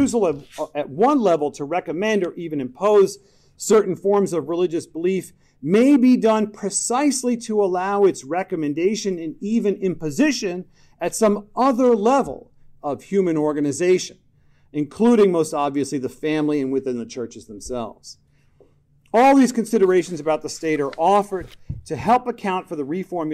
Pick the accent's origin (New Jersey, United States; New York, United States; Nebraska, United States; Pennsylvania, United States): New York, United States; I'm from New York